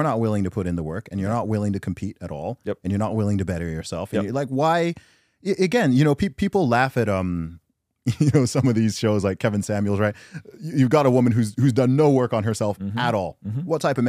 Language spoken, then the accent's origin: English; Nigeria; Dude, that's one thing I love about the culture I'm from.